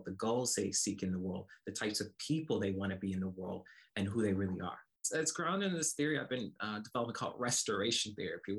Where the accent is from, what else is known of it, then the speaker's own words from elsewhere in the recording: Como, Mississippi, United States; I grew up in rural Mississippi, a small town called Como, Mississippi